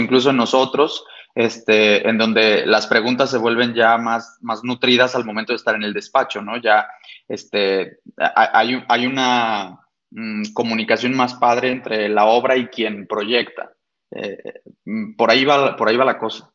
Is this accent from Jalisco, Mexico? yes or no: yes; Guadalajara, Jalisco, Mexico; yo soy arquitecto mm, nacido y estudiado aquí en Guadalajara